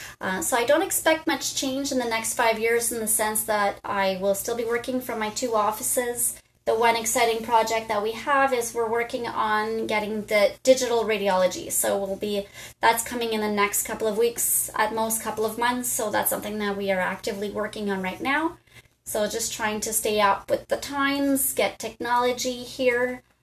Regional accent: Bristol, South West England, United Kingdom; So I'm from Bristol and back to the Pontiac now

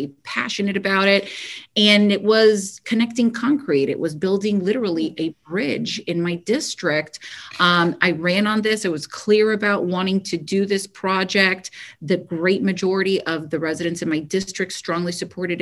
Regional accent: Kendall, Florida, United States; born or raised there

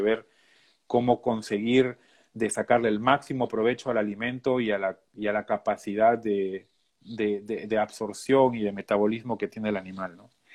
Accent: Peru; moved away as an adult; now in Minnesota, United States; soy de Perú

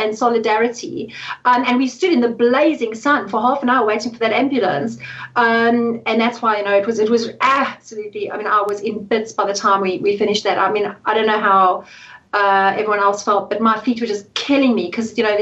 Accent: South Africa; moved away; I'm South African

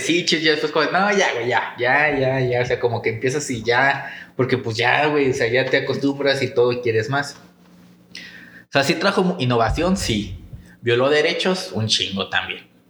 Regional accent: Mexico; somos altos los mexicanos

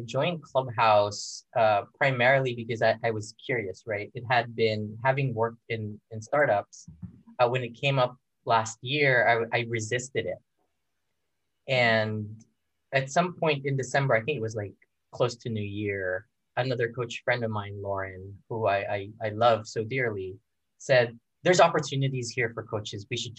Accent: Philippines; And I grew up in the Philippines, right? And I've never really felt close to the Filipino community.

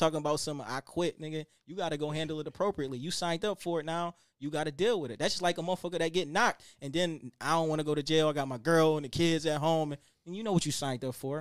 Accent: Buffalo, New York, United States; I came from Buffalo, New York, but we ain't had shit

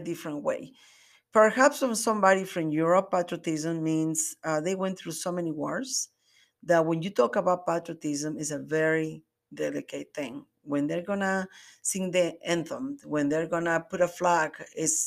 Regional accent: Mexico; moved away as an adult; now in United States; I was born and raised in Mexico, and I came to the States until I was like 22.

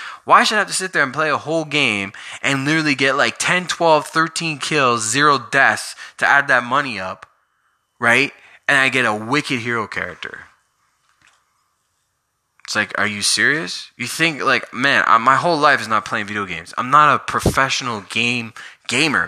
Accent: Canada; I'm from Canada.

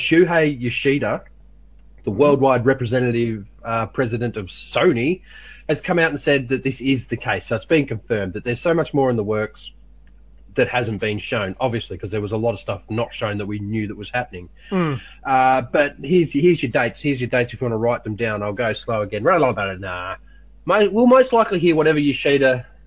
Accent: Australia

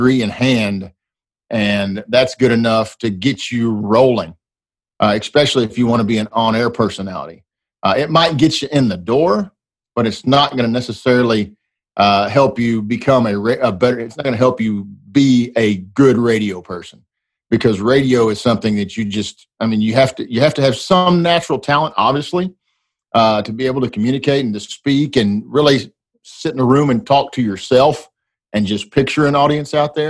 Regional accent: Dallas-Fort Worth, Texas, United States; also born or lived in Waxahachie, Texas; my hometown Texas Rangers

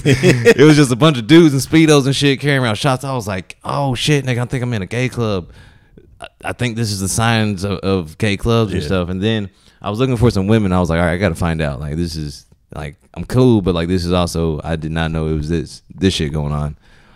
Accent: the South, United States; I'm from the South.

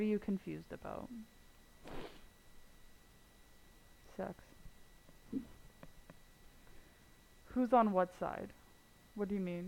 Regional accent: Canada; I'm the Canadian bitch.

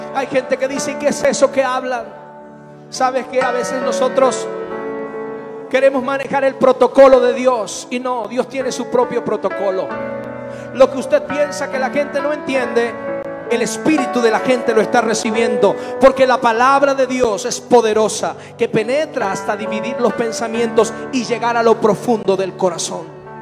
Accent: Venezuela; now in Mexico

